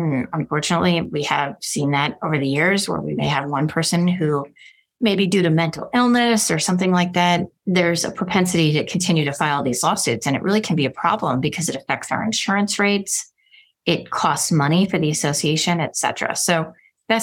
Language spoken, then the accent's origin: English; Milwaukee, Wisconsin, United States; now in Arizona, United States; I'm from Milwaukee, Wisconsin